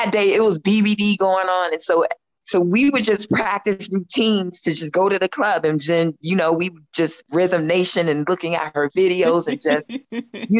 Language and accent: English; Colorado, United States; growing up in Colorado, it wasn't evident to us about, you know, dropouts or teen pregnancy